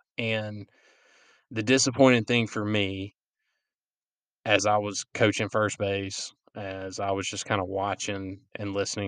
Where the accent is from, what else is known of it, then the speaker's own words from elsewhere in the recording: Florence, South Carolina, United States; I wear Columbia blue and gold, and I'm from South Florence